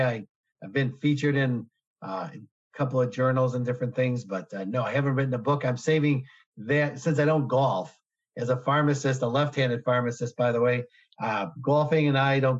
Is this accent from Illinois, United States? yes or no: yes; Chicago, Illinois, United States; I'm born and raised in Chicago, never left